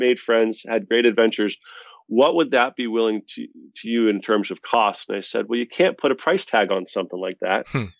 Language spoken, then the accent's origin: English; Boston, Massachusetts, United States; We're both from Boston, both, I think, Irish Catholics